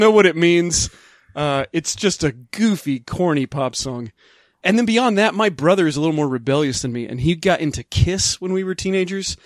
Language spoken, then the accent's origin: English; Midwest, United States; I grew up in the Midwest in the late nineteen eighties at the tail end of the Satanic Panic in a very religious family.